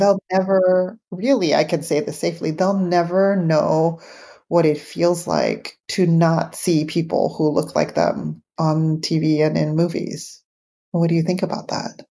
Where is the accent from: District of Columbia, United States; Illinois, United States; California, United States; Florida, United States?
California, United States; San Francisco; growing up in San Francisco